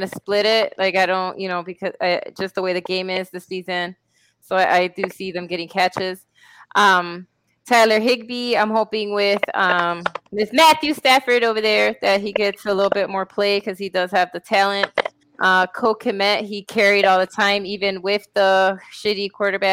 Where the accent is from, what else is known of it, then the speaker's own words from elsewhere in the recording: Puerto Rico; my hometown in Puerto Rico